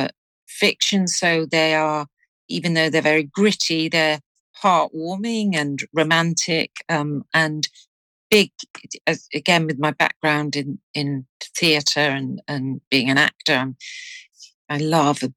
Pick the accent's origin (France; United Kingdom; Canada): United Kingdom; Liverpool, North West England; my hometown of Liverpool